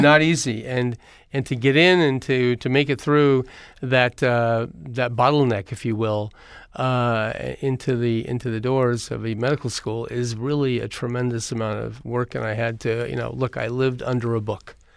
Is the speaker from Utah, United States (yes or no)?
no; Eureka, California, United States; I grew up in a little town called Eureka, California